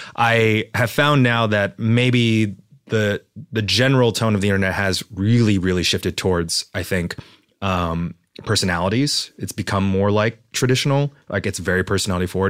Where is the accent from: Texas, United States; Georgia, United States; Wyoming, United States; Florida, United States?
Texas, United States; moved away; I was raised in Texas in a small town